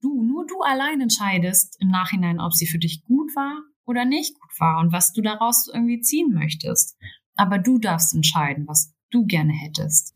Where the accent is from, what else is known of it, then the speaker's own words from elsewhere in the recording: Berlin, Germany; selbst in der Großstadt, ich komme aus Berlin